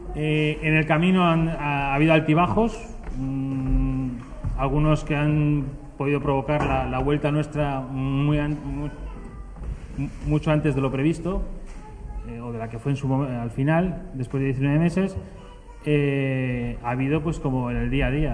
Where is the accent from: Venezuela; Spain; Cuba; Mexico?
Spain; Basque Country; yo soy del País Vasco